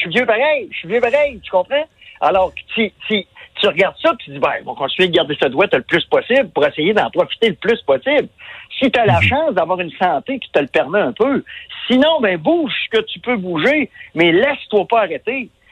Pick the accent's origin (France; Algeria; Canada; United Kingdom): Canada; Quebec; on est des Québécois